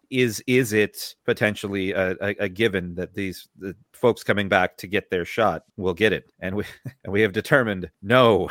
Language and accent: English; United States; we're from America